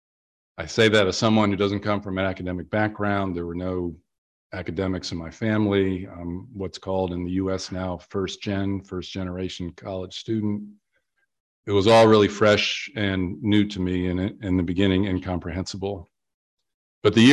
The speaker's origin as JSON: {"language": "English", "country": "United States", "said": "I'm an American"}